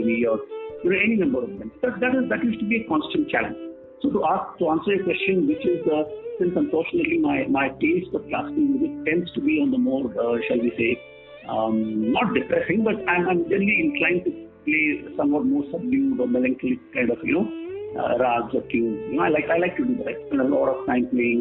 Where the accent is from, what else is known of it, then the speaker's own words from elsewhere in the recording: Delhi, India; I grew up in Delhi